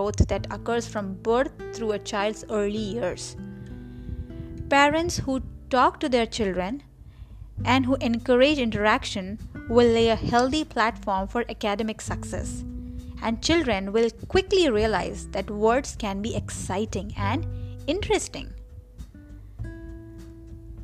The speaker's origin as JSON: {"language": "English", "town": "Kanpur", "region": "Uttar Pradesh", "country": "India", "tie": "born or raised there", "also_born_or_lived": "Maharashtra", "first_language": "Marathi", "second_language": "English", "moved": "yes", "said": "originally I'm from Maharashtra and I'm born and raised in Kanpur."}